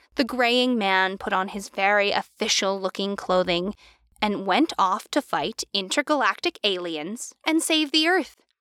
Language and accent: English; United States; I'm American